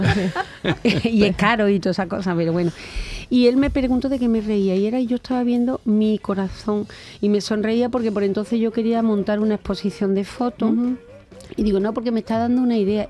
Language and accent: Spanish; Cabezas Rubias, Andalusia, Spain; also born or lived in Seville; en mi pueblo, en, bueno, en, mi pueblecito Cabeza Rubia, en Huelva, cuando era jovencita hacíamos una radio